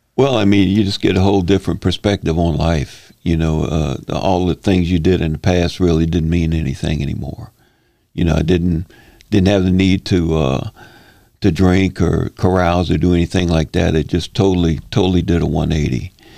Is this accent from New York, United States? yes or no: no; Slidell, Louisiana, United States; I'm born and raised here in Slidell.